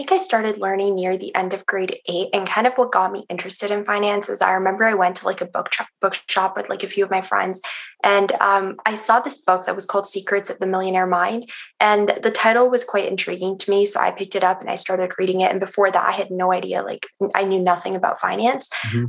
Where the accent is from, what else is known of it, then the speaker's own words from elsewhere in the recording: Iran; now in Canada; So I'm Iranian Canadian. So for most of my life, I actually haven't been in Canada. I've been in Iran. So I lived there when I was like really young. And I lived there for like a big part of high school as well